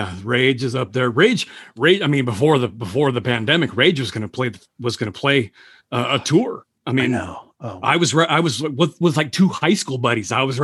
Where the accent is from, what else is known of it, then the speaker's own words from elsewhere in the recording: the Northwest, Pacific Northwest, United States; growing up in the Northwest